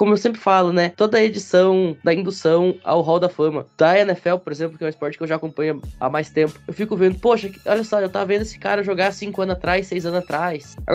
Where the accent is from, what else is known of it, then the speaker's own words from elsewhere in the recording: Rio Grande do Sul, Brazil; O meu meu comentário inicial, já que tanto eu quanto o João somos gaúchos